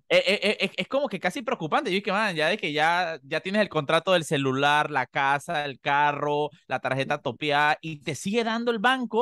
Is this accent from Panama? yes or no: yes; Panama; como panameños